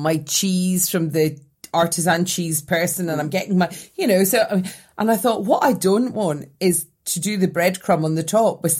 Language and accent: English; Scotland, United Kingdom; as a Scottish person